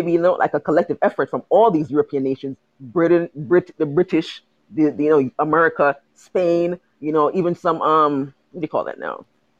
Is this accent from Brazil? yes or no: no; Jamaica; I'm from the Caribbean. I'm from Jamaica.